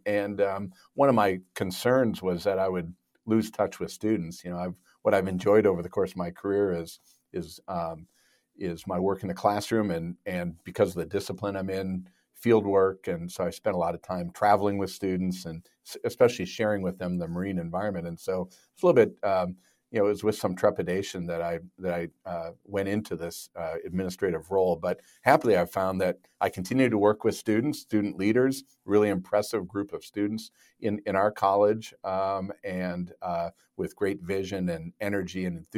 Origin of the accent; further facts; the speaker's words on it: Minnesota, United States; I grew up in Minnesota. If you look at the globe, it's probably Minnesota is about as far as you can get from the ocean.